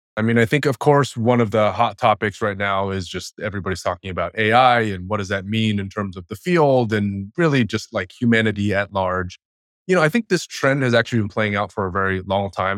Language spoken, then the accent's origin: English; Bay Area, California, United States; I grew up in the Bay Area